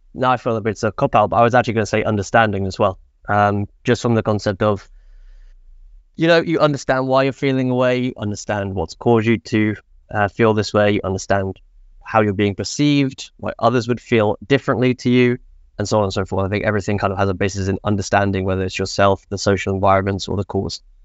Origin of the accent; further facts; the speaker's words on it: England, United Kingdom; moved away as an adult; now in Sweden; I'm from England. I moved to Sweden